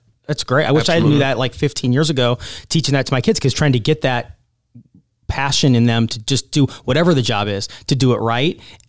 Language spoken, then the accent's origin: English; Nebraska, United States; Growing up in Nebraska